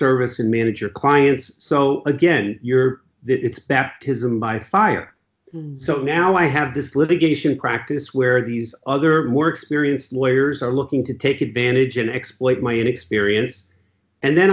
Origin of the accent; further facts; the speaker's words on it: Ridgefield, Connecticut, United States; I grew up in Ridgefield, Connecticut, where I currently practice law